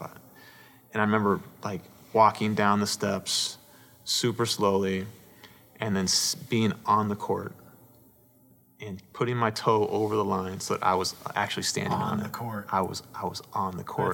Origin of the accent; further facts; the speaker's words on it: Paramount, California, United States; I was born in Southern California, Paramount, California